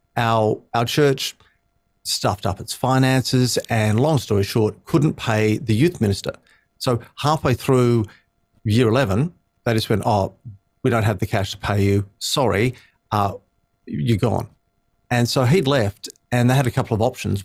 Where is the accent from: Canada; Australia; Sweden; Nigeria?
Australia; Sydney, New South Wales; I grew up in Sydney, so, uh, Aussie born and bred